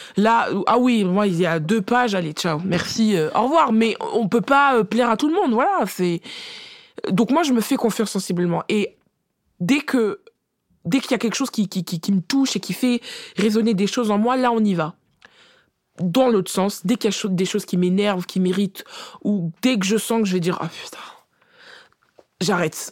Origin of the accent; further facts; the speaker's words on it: France; on est française de naissance